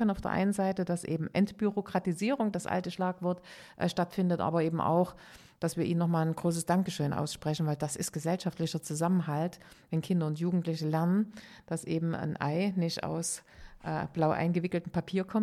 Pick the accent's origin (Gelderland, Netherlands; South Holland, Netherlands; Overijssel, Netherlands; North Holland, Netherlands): North Holland, Netherlands; Amsterdam; Ich komme aus Amsterdam und insofern freue ich mich auf den Termin sehr.